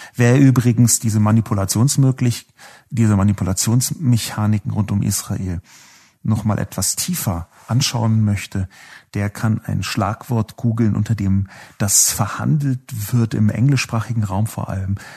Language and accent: German; Berlin, Germany; Ich bin in Berlin geboren